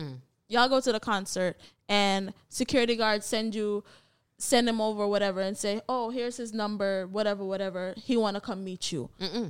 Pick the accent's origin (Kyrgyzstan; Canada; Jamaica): Jamaica; not to shame my poor little country, but we grew up in Jamaica too